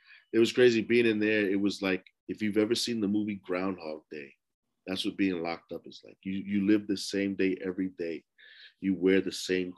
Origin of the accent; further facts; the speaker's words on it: New York City, New York, United States; I grew up in Lower East Side, New York, man, in Smith Projects